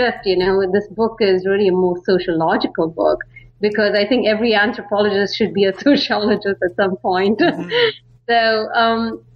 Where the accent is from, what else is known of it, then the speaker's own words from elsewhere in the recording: Bangalore, Karnataka, India; moved away as an adult; also born or lived in San Francisco, United States; now in Netherlands; I'm from India. I mean, particularly Bangalore. A lot of people know it as the Silicon Valley of India. And so I grew up there